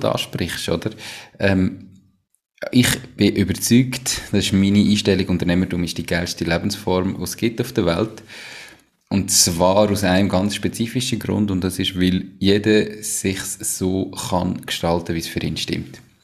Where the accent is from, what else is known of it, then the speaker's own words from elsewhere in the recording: Switzerland; sind wir Schweizer